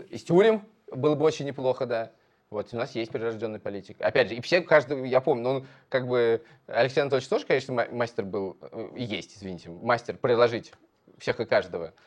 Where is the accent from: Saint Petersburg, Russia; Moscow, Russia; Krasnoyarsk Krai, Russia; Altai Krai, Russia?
Moscow, Russia; born or raised there